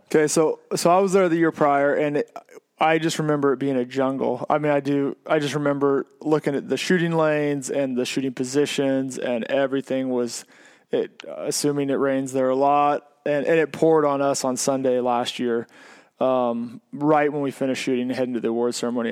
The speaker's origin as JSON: {"language": "English", "region": "Oregon", "country": "United States", "said": "I said I was from Oregon"}